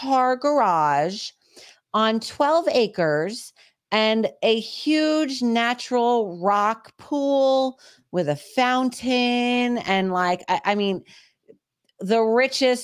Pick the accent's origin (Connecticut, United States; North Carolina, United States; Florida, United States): Connecticut, United States; Southern; I grew up horseback riding in Southern Connecticut